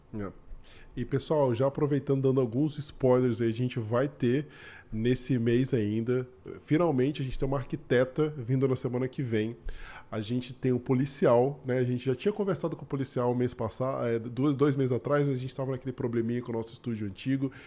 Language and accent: Portuguese; Brazil; now in Canada; não só como brasileiro, né, como imigrante